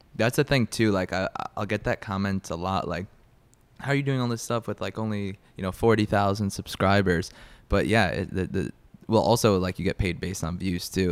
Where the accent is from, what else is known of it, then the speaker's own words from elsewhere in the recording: Long Island, New York, United States; I'm from Long Island, New York. So New York, born and raised